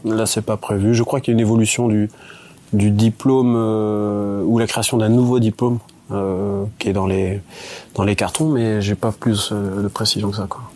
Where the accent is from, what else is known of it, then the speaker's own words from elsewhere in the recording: Plancoët, Brittany, France; je suis originaire donc de Planquette, c'est pas loin